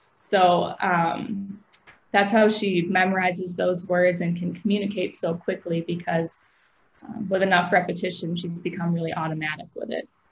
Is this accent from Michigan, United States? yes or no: no; Aurora, Illinois, United States; moved away as an adult; also born or lived in Cleveland, Ohio; I grew up in Aurora, Illinois